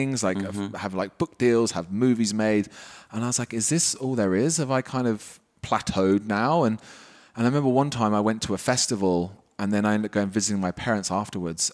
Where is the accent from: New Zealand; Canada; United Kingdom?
United Kingdom; also born or lived in Wales / London; I grew up just outside London.